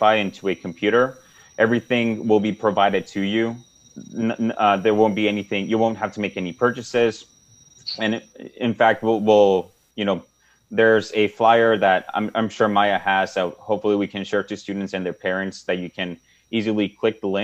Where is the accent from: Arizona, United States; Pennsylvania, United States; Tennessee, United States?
Arizona, United States; Nogales; I'm from Nogales